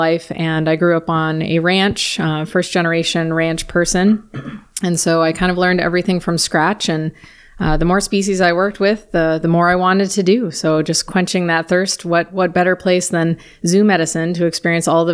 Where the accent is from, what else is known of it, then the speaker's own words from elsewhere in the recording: Colorado, United States; now in Fort Worth, United States; I'm originally from Colorado